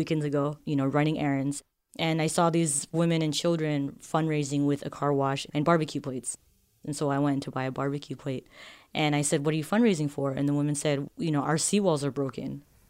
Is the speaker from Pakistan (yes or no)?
no; Marshall Islands; I'm from the Marshall Islands. The Marshall Islands is in the Northern Pacific Ocean, and it's in an area called Micronesia. It's a small country.